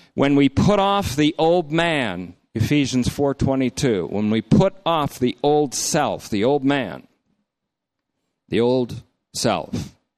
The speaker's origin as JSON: {"language": "English", "region": "Vermont", "country": "United States", "tie": "born or raised there", "said": "when I was growing up in Vermont"}